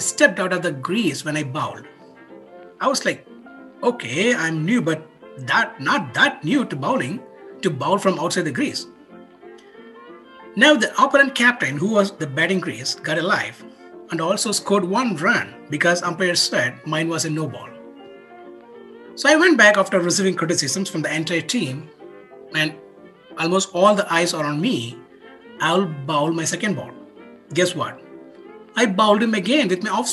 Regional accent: India; Growing up in India, we were in a small town where everyone knows everyone.

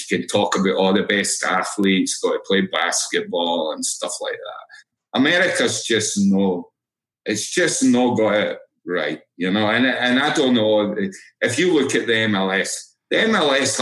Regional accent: Edinburgh, Scotland, United Kingdom; moved away as an adult; now in United States; I'm from Edinburgh

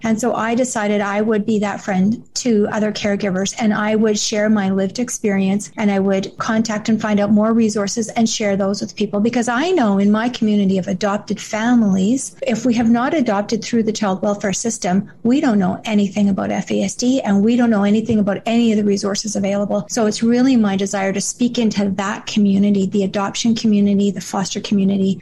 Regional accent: Canada; I am from Canada

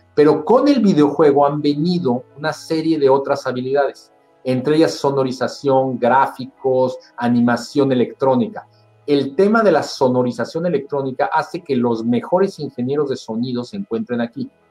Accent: Mexico; moved away as an adult; now in Canada

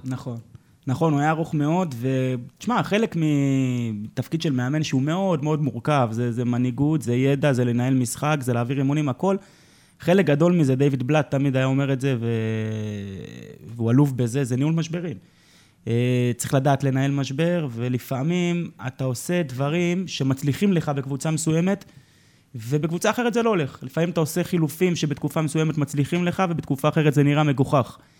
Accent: Jerusalem, Jerusalem District, Israel; אני גדלתי כירושלמי

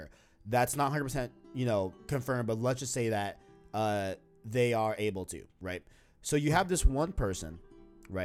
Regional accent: New York City, New York, United States; I was born in Queens, New York

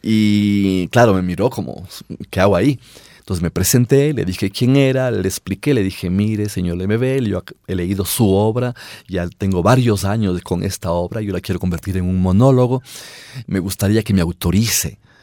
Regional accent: Riobamba, Chimborazo, Ecuador; yo viví en una ciudad y me imagino que pasó, pasaba igual en todas las provincias, en Riobamba, yo soy de Riobamba

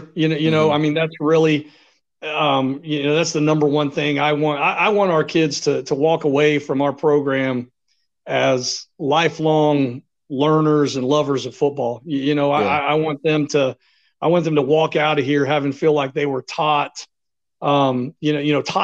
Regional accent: Ashland, Kentucky, United States; moved away as an adult; also born or lived in Florida / Indiana; I'm originally from Ashland, so grew up, born and raised in Ashland

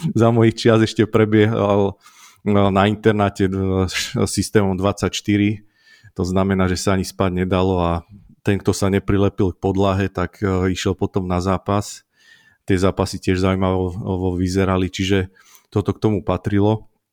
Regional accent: Tvrdošín, Žilina Region, Slovakia; moved away as an adult; also born or lived in Martin; now in Jasenica, Slovakia; ja som z Oravy z Tvrdošína

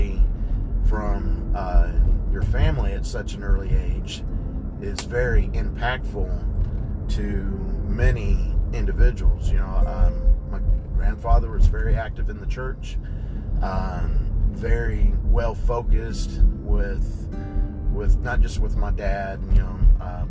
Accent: Kentucky, United States; also born or lived in Ohio / Kansas; back in 1974, you know, at that time we were living in Ohio. I was 4 years old. My parents had moved down to Kentucky

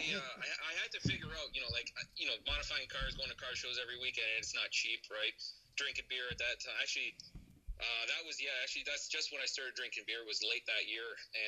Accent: Ontario, Canada; I'm the only person in my entire life, our family line, that was born in Canada. Well, my entire family was from Poland. My parents came down here from Poland back in 1983

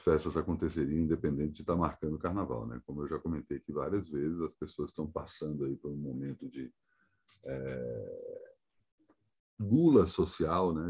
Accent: Brasília, Federal District, Brazil; feriado da inauguração da minha terra natal

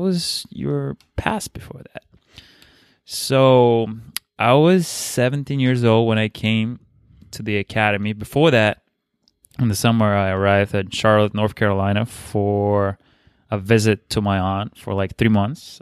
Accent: Bulgaria; English is a second language; moved away; I'm from Bulgaria

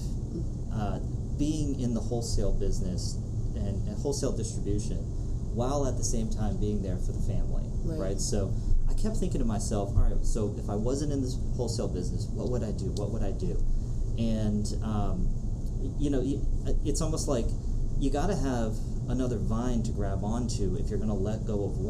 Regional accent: Potomac, Maryland, United States; I grew up in Potomac, Maryland

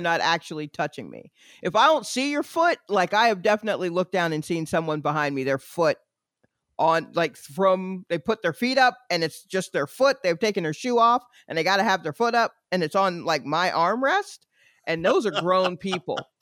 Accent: New York, United States; moved away; also born or lived in Atlanta; I'm a New Yorker that got out before the indoctrination. So I am I I have some of the attitude right. that comes from being a native New Yorker

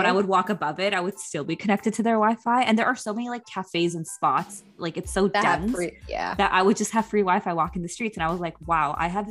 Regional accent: Toronto, Ontario, Canada; I grew up in Toronto

